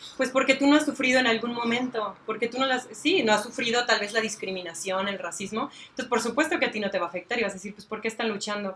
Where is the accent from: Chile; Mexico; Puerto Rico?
Mexico; Celaya, Guanajuato; soy de aquí de Celaya, nací aquí